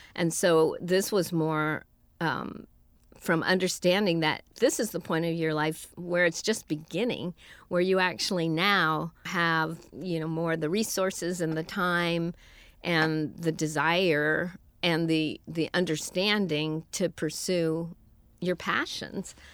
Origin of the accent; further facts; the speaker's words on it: San Francisco, California, United States; moved away as an adult; now in Los Angeles, United States; I was born and raised in San Francisco.